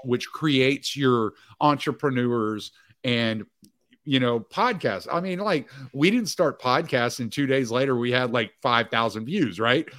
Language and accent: English; Cajun, Louisiana, United States; I'm Cajun